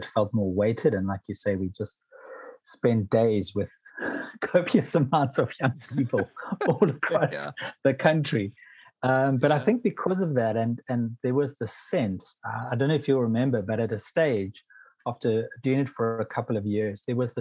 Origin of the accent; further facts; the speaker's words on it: Pietermaritzburg, KwaZulu-Natal, South Africa; I grew up in Pietermaritzburg in KwaZulu-Natal